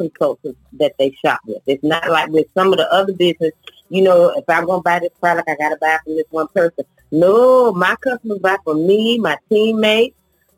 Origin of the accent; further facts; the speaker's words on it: Rural Hall, North Carolina, United States; also born or lived in Gastonia, North Carolina; I am originally from Winston-Salem, North Carolina, actually Rural Hall.